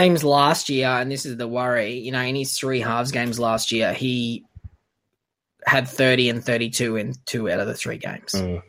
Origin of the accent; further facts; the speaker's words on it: Queensland, Australia; I'm a Queenslander